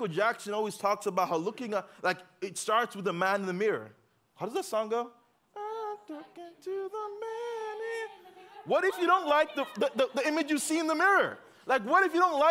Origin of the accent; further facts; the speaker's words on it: Uganda; moved away; I grew up in Uganda